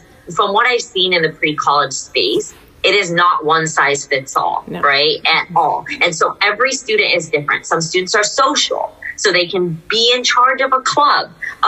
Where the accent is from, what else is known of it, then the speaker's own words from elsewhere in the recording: Cupertino, California, United States; I come from an Indian American family as well. I grew up in Cupertino